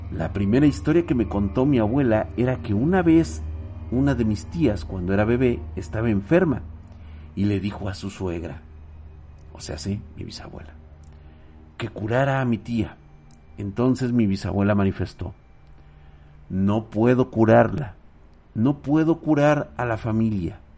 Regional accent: Guanajuato, Mexico; aún es bastante famosa en la región de donde soy, noroeste de Guanajuato

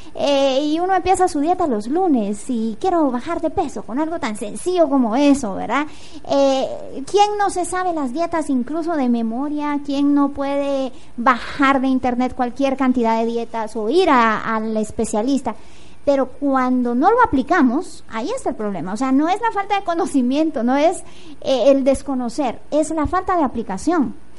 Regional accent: Guatemala; una guatemalteca comprometida con la transformación

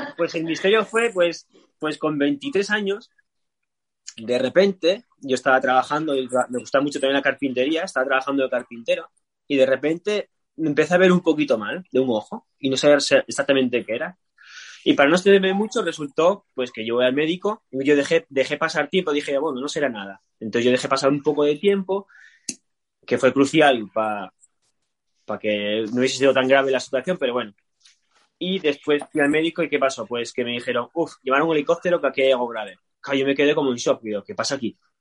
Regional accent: Asturias, Spain; soy de Asturias

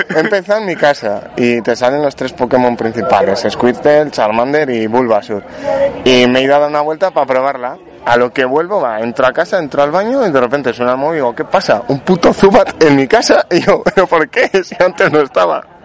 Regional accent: Spain; te insultan por todo por ser español

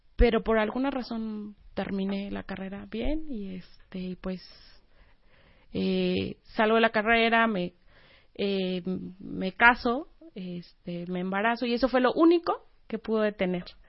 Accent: Oaxaca, Mexico; moved away as an adult; also born or lived in Puebla; soy de Oaxaca

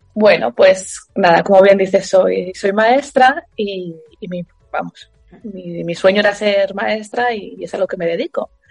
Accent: Asturias, Spain; trastin es una palabra asturiana de donde yo soy

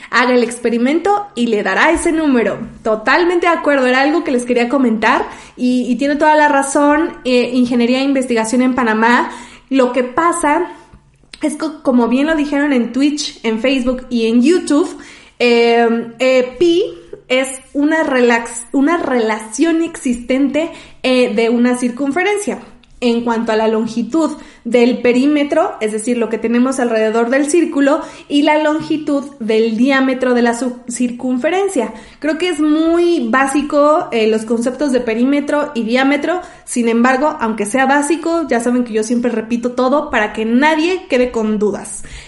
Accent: Mexico City, Mexico; Soy de la Ciudad de México y aquí vivo

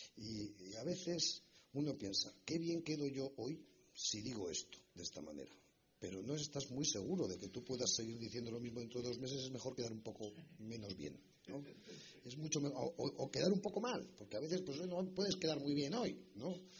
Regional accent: Spain; lo que hemos hecho como españoles

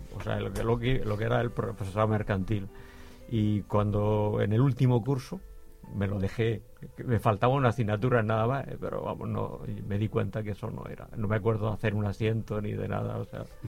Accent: Las Torres de Cotillas, Region of Murcia, Spain; allí en mi pueblo, en las Torres de Cotillas

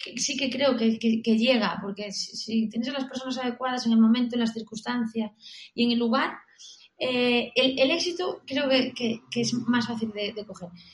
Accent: Galicia, Spain; also born or lived in Barcelona; now in Madrid, Spain; yo soy gallega

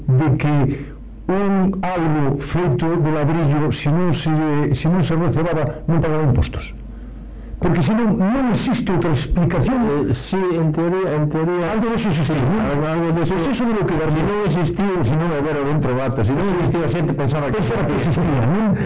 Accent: Galicia, Spain; non son galego

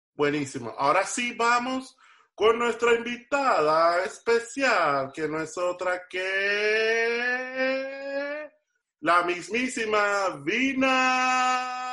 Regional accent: Venezuela; now in Miami, United States; Rudy y yo, que venimos de Venezuela

